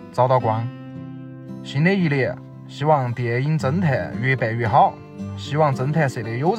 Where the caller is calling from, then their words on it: Chengdu, Sichuan, China; 大家好，我是来自四川成都的听友，在此给大家问候一句新年好。